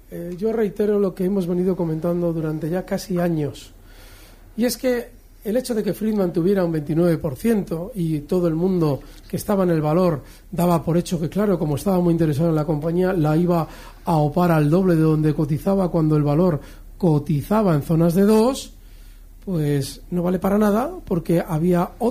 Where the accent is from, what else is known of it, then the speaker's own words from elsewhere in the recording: Málaga, Andalusia, Spain; de Málaga.